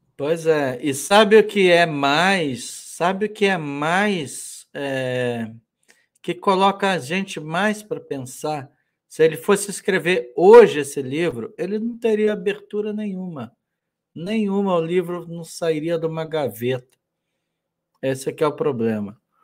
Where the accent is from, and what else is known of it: Brazil